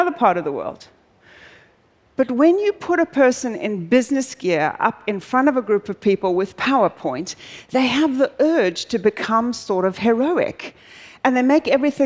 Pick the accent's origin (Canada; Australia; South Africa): South Africa; moved away; I'm originally South African